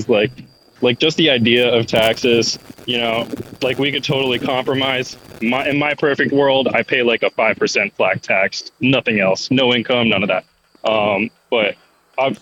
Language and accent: English; Ann Arbor, Michigan, United States; moved away; also born or lived in Chicago; I grew up in Ann Arbor, super blue area